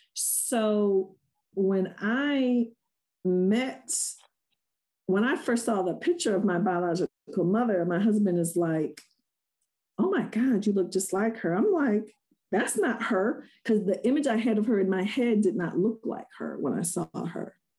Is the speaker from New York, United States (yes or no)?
yes; Rochester, New York, United States; I was born and raised in Rochester